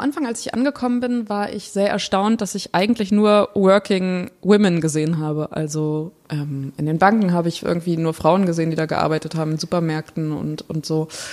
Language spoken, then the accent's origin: German; Germany; Aus Deutschland